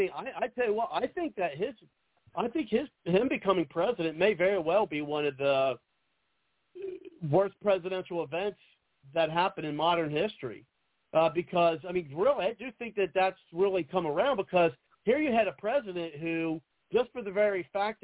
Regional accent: Ohio, United States; I'm from Ohio

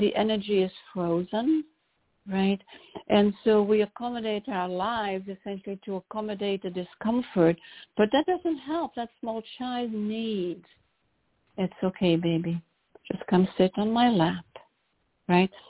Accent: Brussels, Brussels-Capital Region, Belgium; moved away as an adult; also born or lived in London; now in Chicago, United States; I, I was born in Brussels

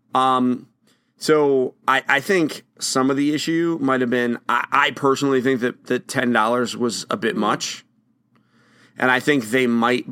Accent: Bangor, Maine, United States; I was born in Bangor, Maine

